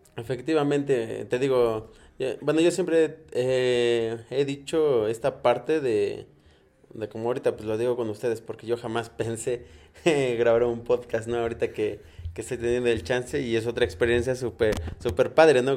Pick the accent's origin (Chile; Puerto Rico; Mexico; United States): Mexico; San Francisco Tlaltenco / San Francisco, Tlaxcala; yo soy de San Francisco de Tlanocan